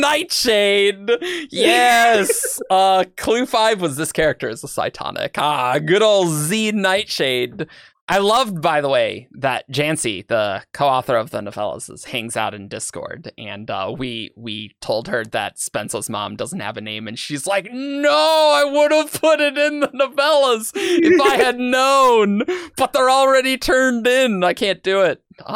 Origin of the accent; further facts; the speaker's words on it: Australia; What is spring? I'm from Australia. Things are topsy turvy.